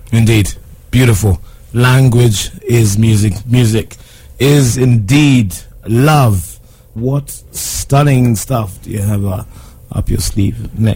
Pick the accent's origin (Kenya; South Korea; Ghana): Kenya; being Kenyan, I, I heard sort of um, um what what is described as taarab music.